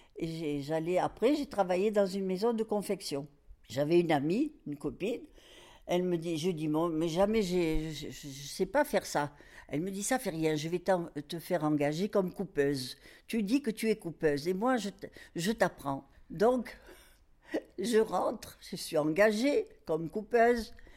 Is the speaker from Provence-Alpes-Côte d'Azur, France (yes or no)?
yes; Marseille, Provence-Alpes-Côte d'Azur, France; moved away as an adult; now in Morocco; à l'âge de, de 3 ans, 2 ans, 3 ans, on est parti habiter Marseille. Et puis voilà, et puis donc j'allais à l'école. On habitait en, banlieue de Marseille, ça s'appelait les Camoins